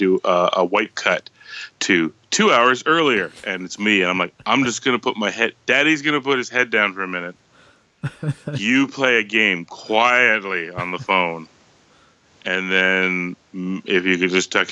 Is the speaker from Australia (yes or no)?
no; Canada; as a Canadian